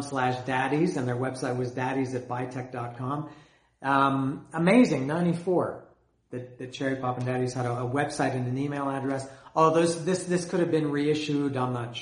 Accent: Canada; I'm Canadian. I grew up in Canada

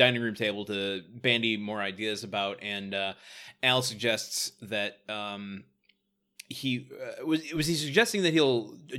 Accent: Michigan, United States; At least where the suburb I grew up in Michigan, there was a kind of fear of both Detroit and Chicago, for God's sake.

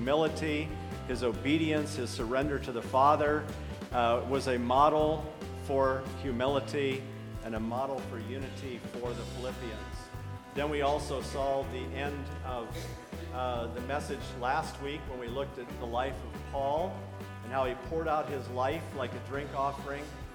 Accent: Akron, Ohio, United States; That's where I was born and raised

